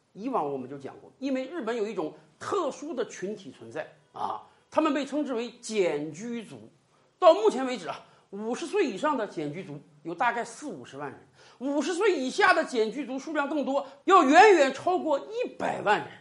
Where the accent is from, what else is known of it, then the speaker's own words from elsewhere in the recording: China; 我们中国人是喜欢热闹的民族